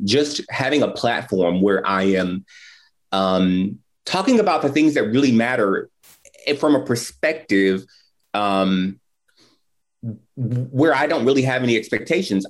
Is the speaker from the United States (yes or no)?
yes; Indianapolis, Indiana, United States; moved away as an adult; I am from Indianapolis, but I have not lived here in many, many years. I moved back in 2019